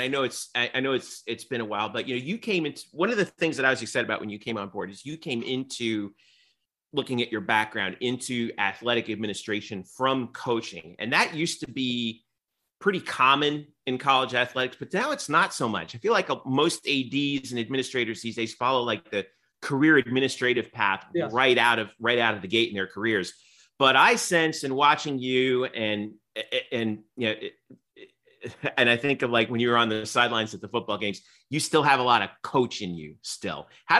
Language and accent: English; New Jersey, United States; Come on, God. I am from New Jersey, man.